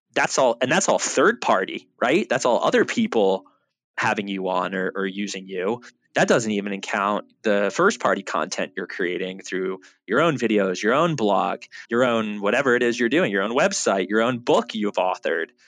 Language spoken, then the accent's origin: English; Boca Raton, Florida, United States; growing up in South Florida and Boca Raton